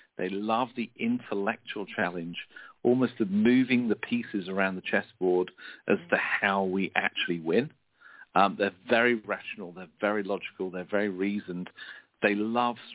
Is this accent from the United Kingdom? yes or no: yes; United Kingdom; being a Brit